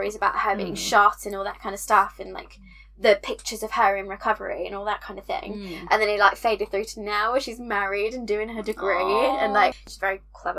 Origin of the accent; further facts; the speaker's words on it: United Kingdom; we are British